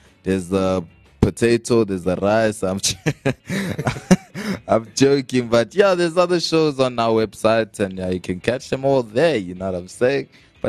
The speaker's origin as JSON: {"language": "English", "town": "Johannesburg", "region": "Gauteng", "country": "South Africa", "said": "And yes, we're from Johannesburg, South Africa."}